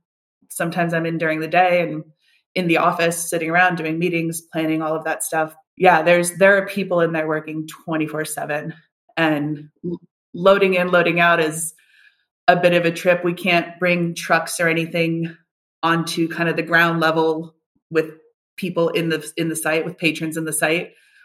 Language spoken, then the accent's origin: English; United States; But I grew up in the States. I grew up moving around a lot and I fully went to college, University of Arizona